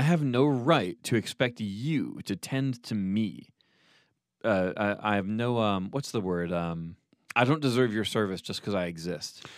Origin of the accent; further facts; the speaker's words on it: New York City, New York, United States; moved away; I'm from New York City